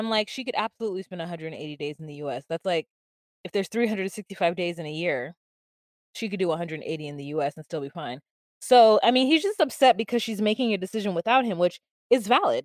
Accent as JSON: {"language": "English", "country": "United States", "said": "I'm American Black and I'm American"}